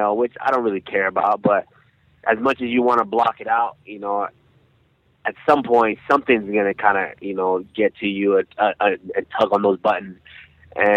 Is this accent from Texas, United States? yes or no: yes; Arlington, Texas, United States; born or raised there; also born or lived in Nigeria